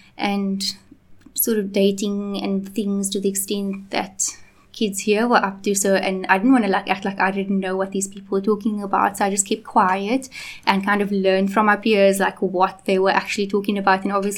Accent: Cape Town, Western Cape, South Africa; also born or lived in Johannesburg / Malawi; I was born in Johannesburg and moved to here. So I'm from Cape Town, very proudly so, but it just so happened that I was born in Johannesburg. My family was living there at the time. Moved back to Cape Town.

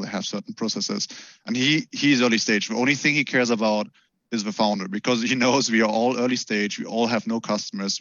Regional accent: Germany; I grew up in Germany, so we all we are super automotive country

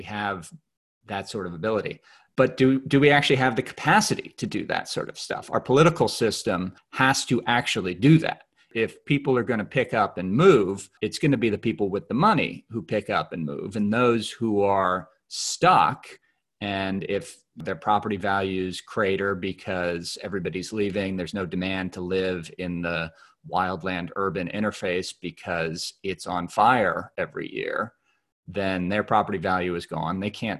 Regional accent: New Jersey, United States; moved away; So I'm originally from the New York area, from New Jersey.

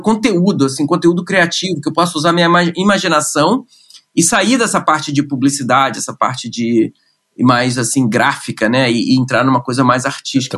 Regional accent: Rio de Janeiro, Brazil; moved away; Eu, eu sou carioca, nasci no Rio de Janeiro, uh, nasci no subúrbio do Rio de Janeiro, né? Minha família é, é de Marechal Hermes

